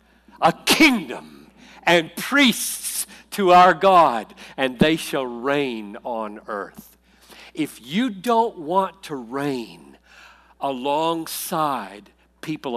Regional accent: South Carolina, United States; I grew up in South Carolina in the 50s and 60s

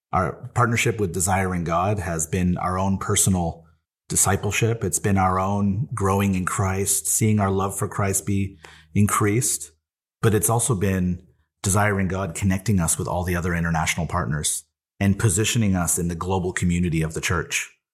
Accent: Shawinigan, Quebec, Canada; I'm from Shawinigan, Quebec.

